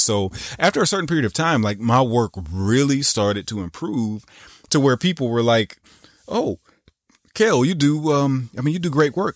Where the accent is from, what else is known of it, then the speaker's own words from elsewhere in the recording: the South, United States; I grew up in the South